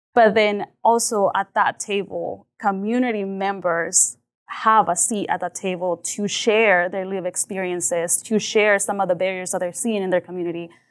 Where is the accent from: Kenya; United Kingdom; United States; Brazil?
United States; Liberal, Kansas; also born or lived in Mexico; I came specifically to Louisville, Kansas